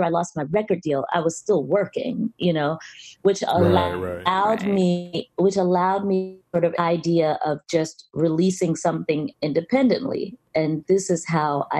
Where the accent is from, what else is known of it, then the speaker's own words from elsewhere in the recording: Washington, District of Columbia, United States; moved away as an adult; also born or lived in New York; now in Los Angeles, United States; I was raised in DC, Maryland, and the DMV